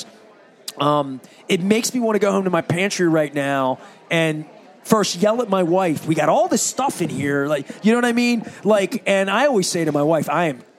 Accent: Dundalk, Maryland, United States; I grew up in Dundalk in the 70s and 80s

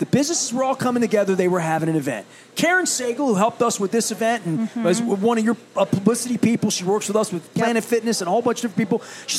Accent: Dundalk, Maryland, United States; And I'm from Dundalk. I know what downtown Dundalk looks like.

